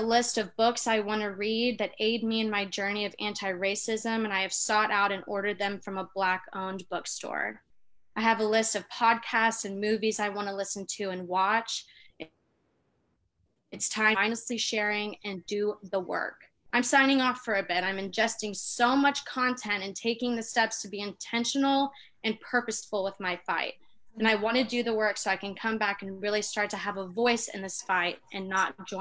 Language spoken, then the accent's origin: English; the South, United States; I'm like from the South